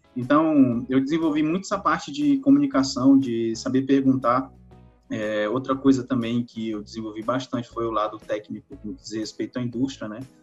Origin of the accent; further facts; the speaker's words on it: Lago da Pedra, Maranhão, Brazil; eu sou natural do Maranhão, do interior, cidade de é, Lago da Pedra